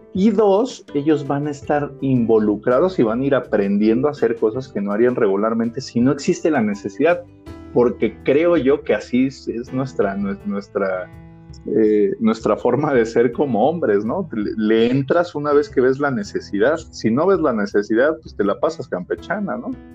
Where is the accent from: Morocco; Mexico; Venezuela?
Mexico; en el rol de padres en nuestro país, por lo menos en nuestra sociedad y en la cultura que nos toca vivir aquí en México